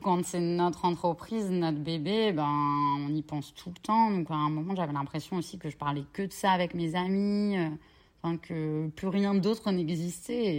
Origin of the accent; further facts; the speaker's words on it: Cherbourg, Normandy, France; moved away as an adult; je suis originaire de Cherbourg.